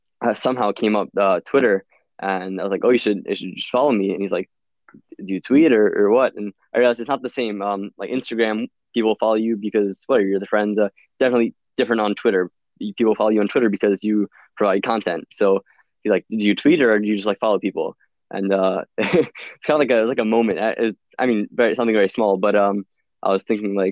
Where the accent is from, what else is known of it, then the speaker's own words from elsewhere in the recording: New Jersey, United States; From the Philadelphia area, South Jersey, but I say Philadelphia because people don't recognize where I'm from